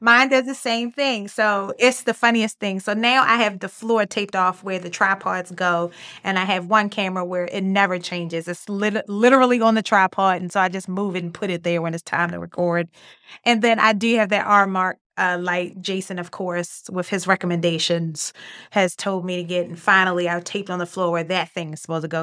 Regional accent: Baltimore, Maryland, United States; accent: Baltimore; I'm from Baltimore. I have Baltimore accent.

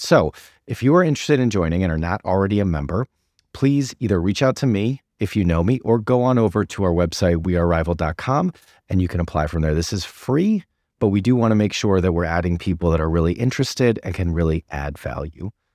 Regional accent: Newton, Massachusetts, United States; moved away; my hometown of Newton

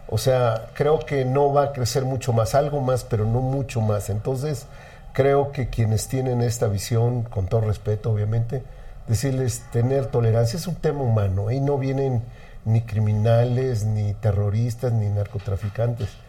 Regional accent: Mexico City, Mexico; yo bueno, soy chilango netamente, aquí nací, aquí he vivido toda mi vida, aquí me quiero morir.

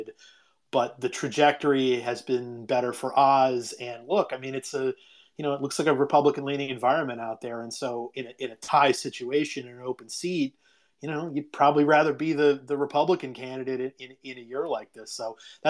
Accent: Ohio, United States; I'm from Ohio

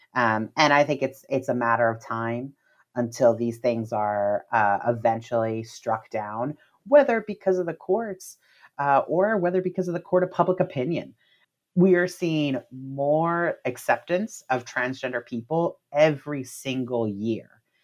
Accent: Miami, Florida, United States; I'm from Florida myself, I'm from Miami, um, and my family is Cuban American

